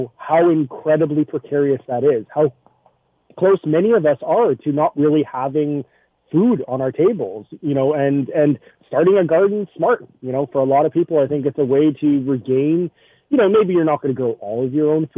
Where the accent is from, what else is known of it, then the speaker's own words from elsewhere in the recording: Winnipeg, Manitoba, Canada; now in Hamilton, Canada; I'm originally from Winnipeg, so I'm used to sort of deep, cold winters